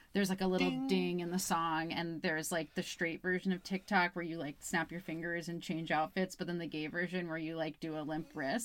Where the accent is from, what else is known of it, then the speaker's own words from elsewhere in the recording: Albany, New York, United States; moved away; I'm from Albany, New York